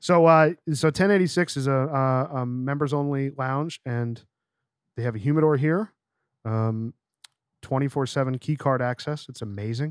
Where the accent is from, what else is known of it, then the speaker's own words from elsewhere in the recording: Scranton, Pennsylvania, United States; moved away; We're, we're Nepa boys